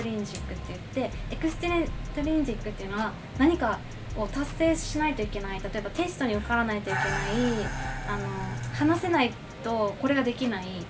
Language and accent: Japanese; Okinawa, Japan; moved away as an adult; also born or lived in Canada; now in Hawaii, United States; 私沖縄生まれじゃん